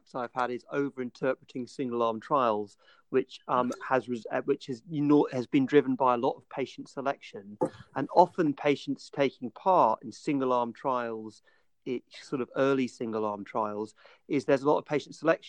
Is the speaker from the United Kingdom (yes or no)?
yes; England, United Kingdom; accent: English; my stupid English accent